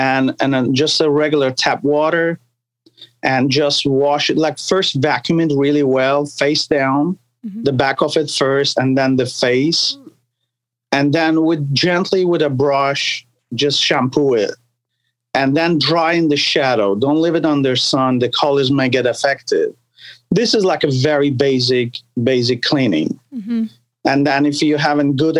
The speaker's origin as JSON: {"language": "English", "country": "Turkey", "tie": "born or raised there", "also_born_or_lived": "New York, New Jersey area", "moved": "yes", "lives_now": "United States", "said": "I was born and raised in Turkey, and we are Sephardic Jews"}